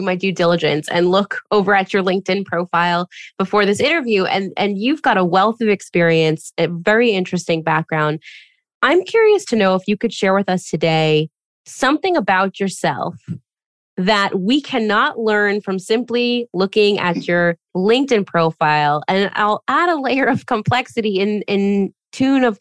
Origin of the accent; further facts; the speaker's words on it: New Jersey, United States; now in Israel; I'm originally from New Jersey